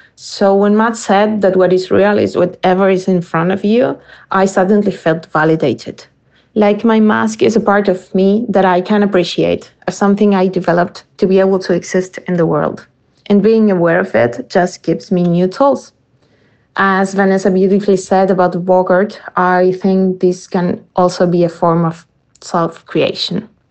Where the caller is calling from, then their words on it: Argentina; I'm calling from Argentina